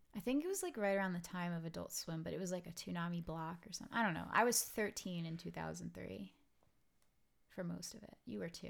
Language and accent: English; New York City, New York, United States; I'm I'm from Brooklyn